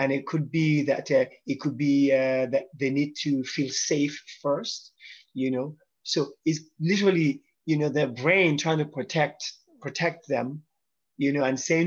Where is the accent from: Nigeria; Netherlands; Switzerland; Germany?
Nigeria; I'm Yoruba from Nigeria, West Africa